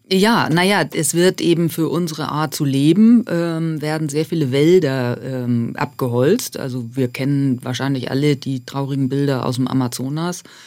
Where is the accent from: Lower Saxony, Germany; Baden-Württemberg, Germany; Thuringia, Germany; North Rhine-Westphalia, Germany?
Lower Saxony, Germany; Buxtehude; moved away; also born or lived in Alps; Genau, ich komme aus Buxtehude. Das äh, erregt immer ein bisschen Heiterkeit in Süddeutschland. Das ist okay. Das äh, äh ist eine Kleinstadt äh, in der Nähe von Hamburg und ähm, wo ich auch ganz tolle Flüsse in meiner Kindheit äh, hatte